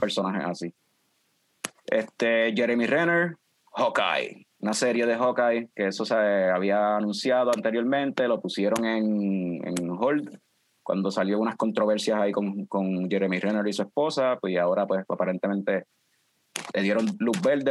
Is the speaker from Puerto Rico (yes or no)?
yes; Ponce, Puerto Rico; now in Aguadilla, Puerto Rico; yo soy original de Ponce, Fran es de Vega Baja, pero estamos establecidos pues por cuestión de trabajo, estamos en, Aguadilla